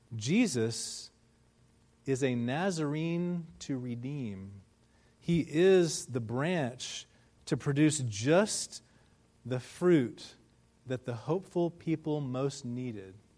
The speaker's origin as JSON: {"language": "English", "country": "United States", "said": "we as Americans and, and as American Christians"}